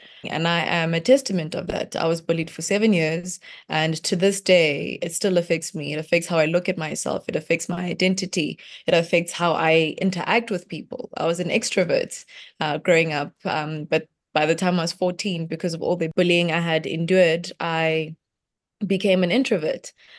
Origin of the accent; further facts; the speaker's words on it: Limpopo, South Africa; Growing up in Limpopo was very interesting because it's a place where my village, we didn't really have much. You know, you've got gravel road